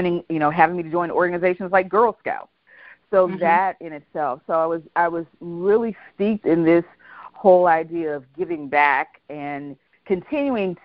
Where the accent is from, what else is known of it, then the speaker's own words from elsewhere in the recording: Youngstown, Ohio, United States; also born or lived in Arkansas; now in Atlanta, United States; we moved to Youngstown from Arkansas. I actually was born in Arkansas and moved to Youngstown